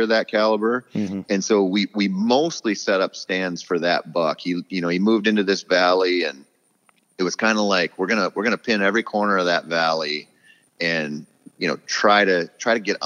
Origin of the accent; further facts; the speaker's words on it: southeastern Minnesota, United States; moved away; it used to be my hometown for sure. You know, I got really lucky when I was 15. I got permission to bow hunt a dairy farm in southeastern Minnesota.